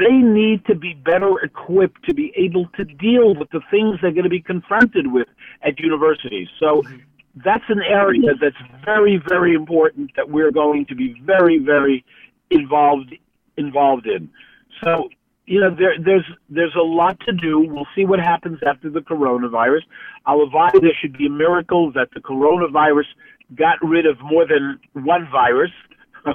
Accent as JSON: {"language": "English", "town": "New York City", "region": "New York", "country": "United States", "tie": "born or raised there", "said": "growing up in Williamsburg"}